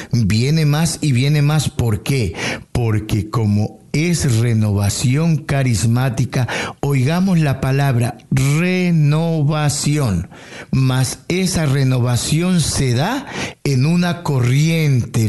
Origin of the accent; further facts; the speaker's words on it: Tumaco, Nariño, Colombia; moved away as an adult; also born or lived in Amazonas, Colombia; now in Toronto, Canada; En Tumaco es mi tierra natal